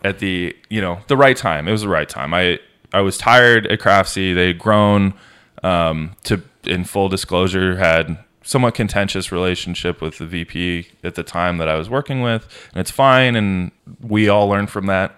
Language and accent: English; Denver, Colorado, United States; moved away as an adult; also born or lived in Los Angeles / Orange County; I grew up in a master plan community outside of Denver, like South Denver metro area